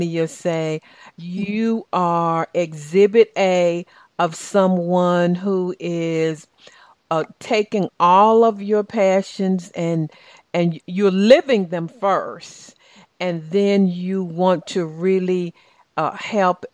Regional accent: Southern, United States; accent: Southern; my Southern accent

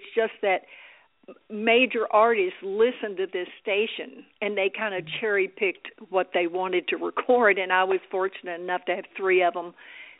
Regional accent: Dallas, Texas, United States; moved away as an adult; now in Los Angeles, United States; I moved out here married to an actor. You know, I was from Dallas

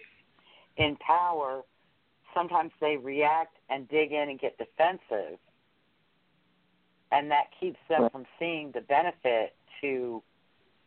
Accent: Louisiana, United States; I'm from Louisiana, and we have some small parishes

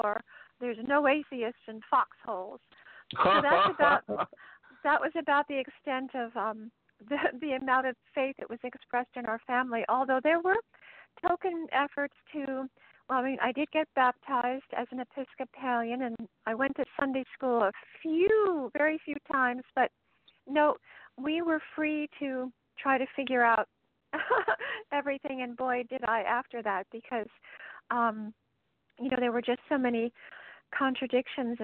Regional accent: Ridgefield, Connecticut, United States; moved away as an adult; also born or lived in White Plains, New York / Tarrytown, New York / Boulder, Colorado; our family moved to Ridgefield, Connecticut, where I grew up until just after high school

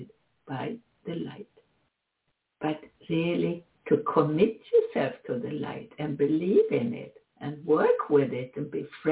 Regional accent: Sweden; moved away; also born or lived in Switzerland; Sweden is my home country, up in the very high north

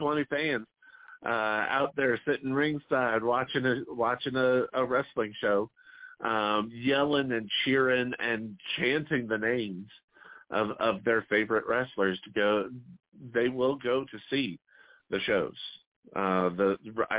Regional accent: Missoula, Montana, United States; also born or lived in St. Louis area; now in St. Louis, United States; my hometown of Missoula

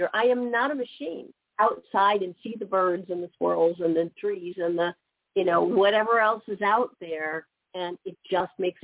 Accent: Midwest, United States; I've been born and raised in the Midwest, lived here my whole life

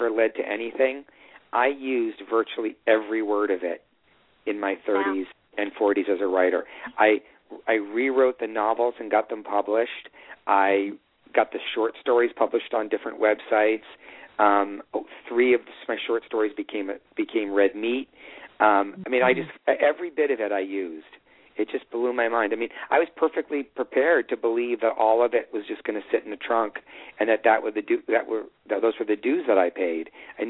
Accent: Evanston, Illinois, United States; Because I grew up in Evanston, they had it at my high school

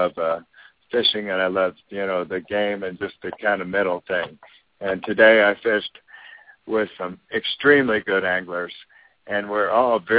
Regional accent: Texas, United States; moved away as an adult; also born or lived in Houston, Texas / Corpus Christi, Texas / Austin, Texas / Durango, Colorado; now in Florida, United States; I was raised in Texas

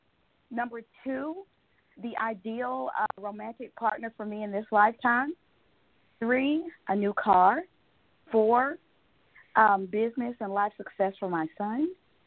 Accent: Alabama, United States; now in Georgia, United States; I just happen to live here. I'm from Alabama.

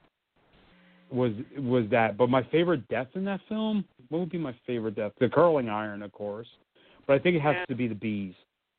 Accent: Maplewood, New Jersey, United States; my hometown where I'm in right now

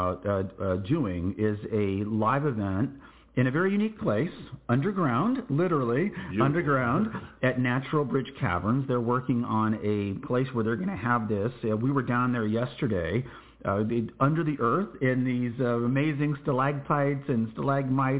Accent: New Braunfels, Texas, United States; in my hometown of New Braunfels, Texas

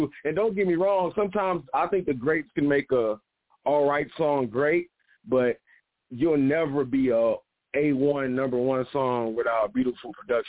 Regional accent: Detroit, Michigan, United States; I'm from Detroit, so you know … is in my top five.

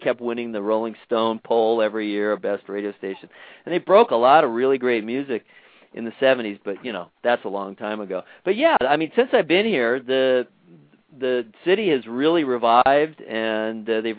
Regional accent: Los Angeles, California, United States; I am. I don't live there now, but I was born in the San Pedro Hospital, so

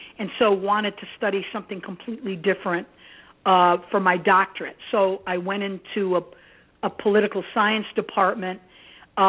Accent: Gary, Indiana, United States; also born or lived in Athens, Greece / Merrillville, Indiana; I was raised by my adoptive family in Gary, Indiana

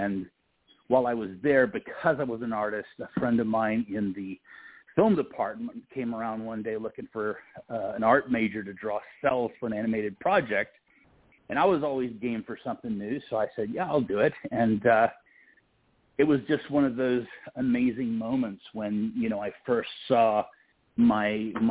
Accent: Houston, Texas, United States; I was born in Houston, Texas

